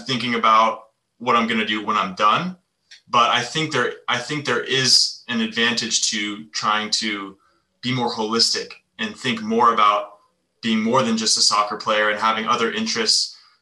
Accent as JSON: {"language": "English", "country": "United States", "tie": "born or raised there", "said": "growing up in the States"}